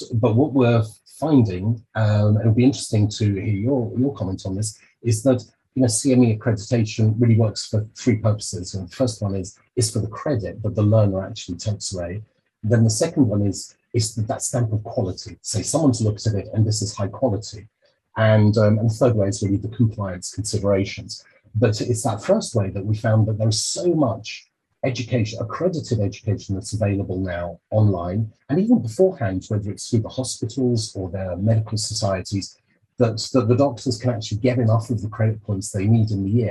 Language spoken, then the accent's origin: English; United Kingdom; speaking as a Brit in Europe. But so certainly in our country, in the UK